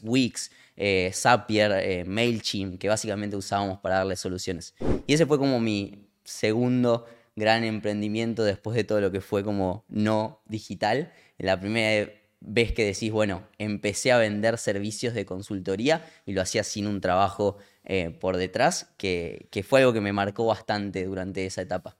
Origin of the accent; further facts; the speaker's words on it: Lincoln, Buenos Aires Province, Argentina; moved away as an adult; now in Buenos Aires, Argentina; Arranqué vendiendo mesas en mi pueblo, en Lincoln